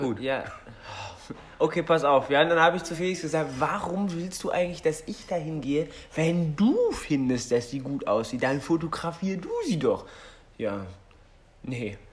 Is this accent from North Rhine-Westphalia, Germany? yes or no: no; Berlin, Germany; das ist meine Heimat